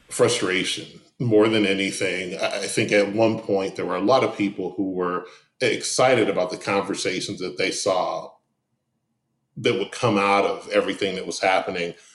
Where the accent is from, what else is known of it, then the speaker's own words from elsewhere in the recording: Detroit, Michigan, United States; now in Atlanta, United States; I grew up in Detroit